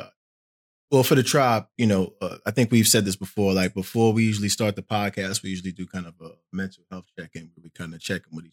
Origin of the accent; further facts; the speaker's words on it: New York City, New York, United States; moved away as an adult; now in Portland, United States; I'm from New York City. I am now in Portland, Oregon.